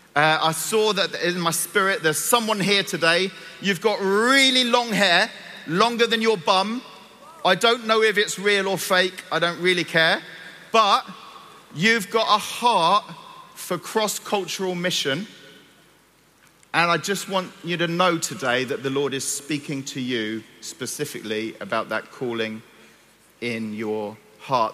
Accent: Cyprus; moved away; I'm from Cyprus. I was born and grew up in Cyprus.

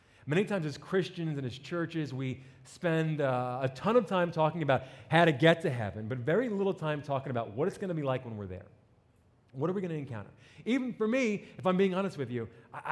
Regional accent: New Jersey, United States; accent: New Jersey; moved away; I grew up in New Jersey

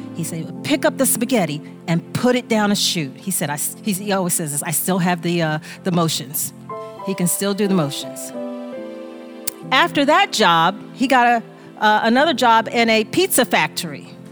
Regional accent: United States; I am American. I am American

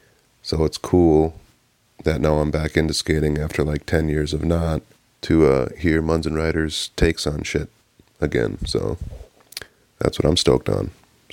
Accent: Minnesota, United States; now in Houston, United States; Live in Houston, Texas. I'm stoked on y'all's podcast because I grew up in Minnesota

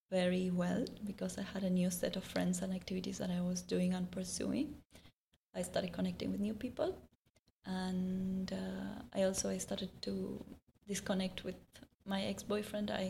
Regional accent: India; So then I found out when I came from India, not only the weather and my whole view of this place was different

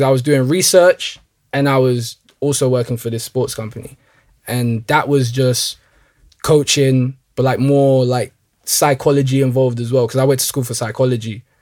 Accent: London, United Kingdom; I was born and raised in Northwest London

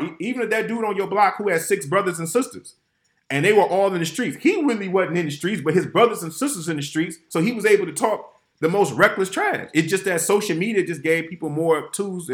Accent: Detroit, Michigan, United States; my hometown

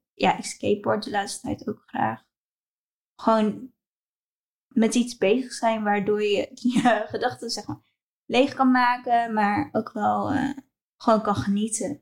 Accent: Apeldoorn, Gelderland, Netherlands; moved away as an adult; now in Maastricht, Netherlands; Apeldoorn. Ik ben geboren in Apeldoorn. Ehm, maar momenteel woon ik in Maastricht.

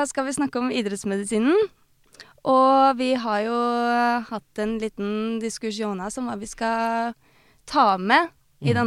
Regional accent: Tønsberg, Vestfold, Norway; Jeg er også fra Tønsberg.

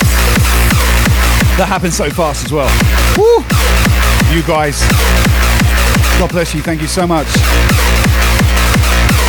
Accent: Southampton, South East England, United Kingdom; moved away as an adult; also born or lived in Camden, London; now in Australia; I grew up in Millbrook

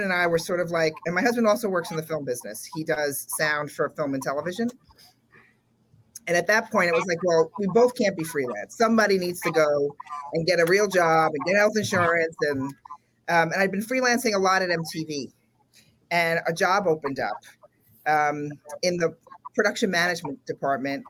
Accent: New York City, New York, United States; I grew up in the South Bronx here in New York

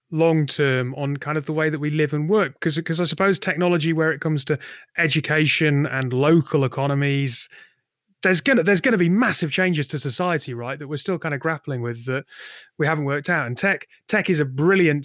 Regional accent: Northumberland, North East England, United Kingdom; moved away as an adult; also born or lived in Essex; I'm from the northeast of England. I'm from Northumberland

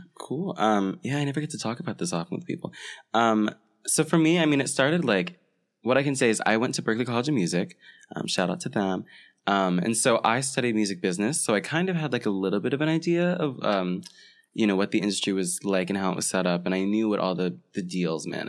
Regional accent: Florida, United States; moved away as an adult; I'm from Florida, so I, and I had never seen a winter

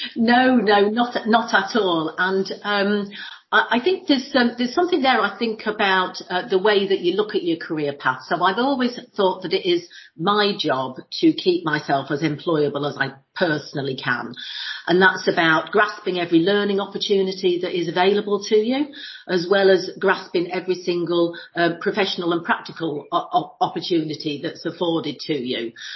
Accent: Lincolnshire, East Midlands, United Kingdom; moved away as an adult; also born or lived in London / New York; born and bred in Lincolnshire.

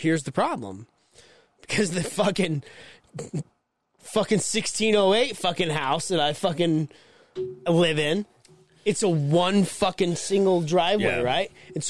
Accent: Mexico; now in United States; It's because I was raised in Mexico and they didn't have snow.

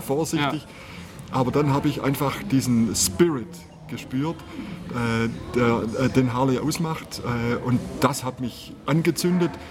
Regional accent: Southern Black Forest, Baden-Württemberg, Germany; now in Bavaria, Germany; ich komme aus dem Südschwarzwald

